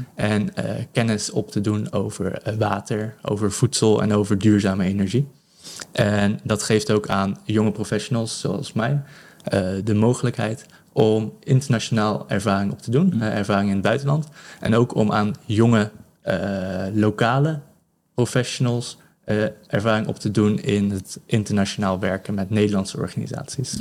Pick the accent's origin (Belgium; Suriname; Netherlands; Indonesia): Netherlands; now in Benin; ik als Nederlanders